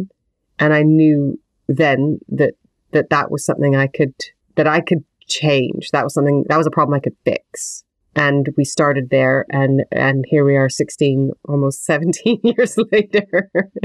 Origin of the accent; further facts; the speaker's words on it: Western Canada, Canada; now in United Kingdom; I grew up in Western Canada, and it was beautiful and wonderful, and I had access to big nature as a child